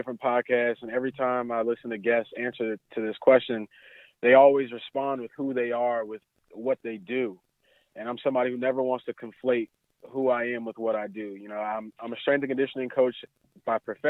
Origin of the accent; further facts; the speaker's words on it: New Jersey, United States; I grew up in New Jersey